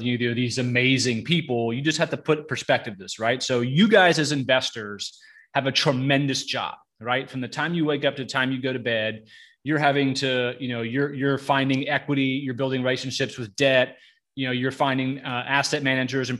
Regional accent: Florida, United States; also born or lived in Boynton Beach, Florida / Pierson, Florida; I've been in Florida my whole life. I was born in Boynton Beach, Florida. I went to high school in a real small town called Pearson

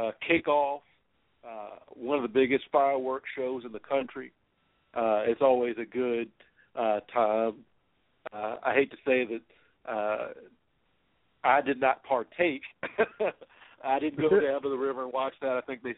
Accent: Louisville, Kentucky, United States; born or raised there

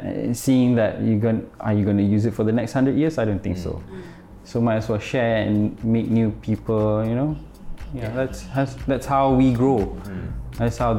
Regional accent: Malaysia; I'm Malaysian, you're Singaporean, you're Indonesian.

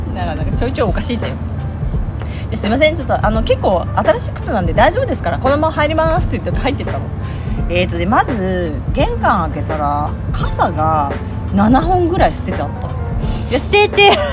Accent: Hokkaido, Japan; 私道民からしたら

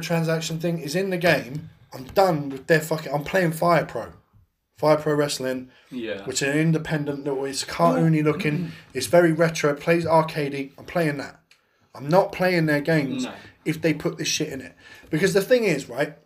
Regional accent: United Kingdom; being English or British

